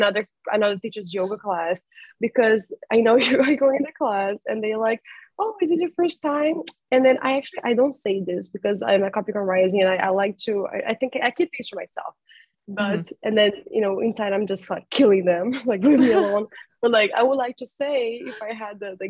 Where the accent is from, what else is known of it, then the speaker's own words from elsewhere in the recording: Brazil; I'm from Brazil